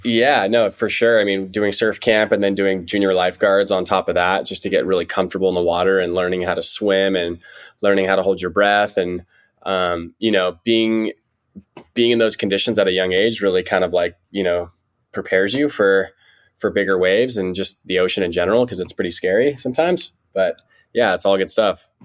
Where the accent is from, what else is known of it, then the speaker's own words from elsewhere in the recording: Santa Barbara, California, United States; now in San Diego, United States; I'm from Santa Barbara, so a couple hours north of San Diego. Um, been here my whole life